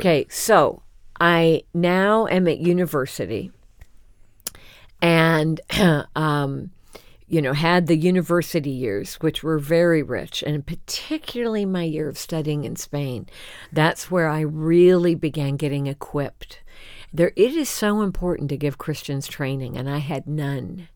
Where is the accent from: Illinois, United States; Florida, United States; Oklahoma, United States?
Illinois, United States; Champaign; Champaign Urbana is my hometown